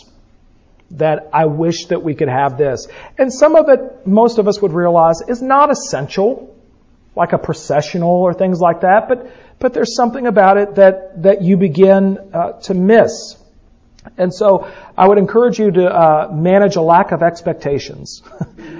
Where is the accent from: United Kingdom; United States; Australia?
United States; the South; we're from the South